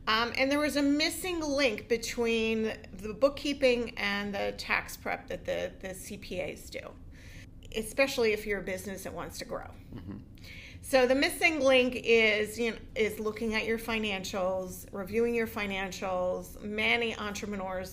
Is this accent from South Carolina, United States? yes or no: no; Pottstown, Pennsylvania, United States; also born or lived in Owen J. Roberts area; born and raised in Pottstown